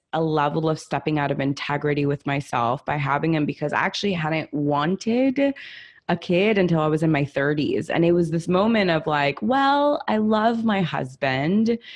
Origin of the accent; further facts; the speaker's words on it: Los Angeles, California, United States; also born or lived in Italy; I'm Italian. I'm an immigrant. I grew up in Hollywood